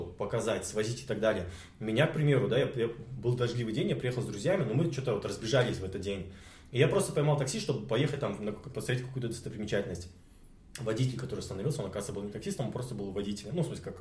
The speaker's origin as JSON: {"language": "Russian", "region": "Almaty", "country": "Kazakhstan", "said": "я из Алматы"}